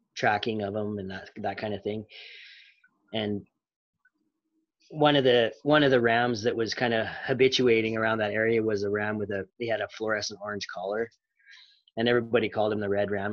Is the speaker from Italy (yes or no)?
no; Montana, United States; I was born in Montana.